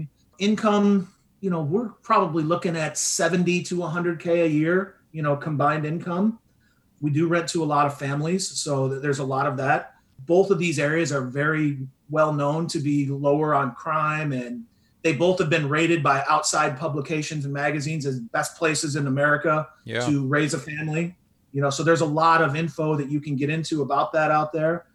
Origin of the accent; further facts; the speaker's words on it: Midwest, United States; now in Southwest Florida, United States; where I grew up in the Midwest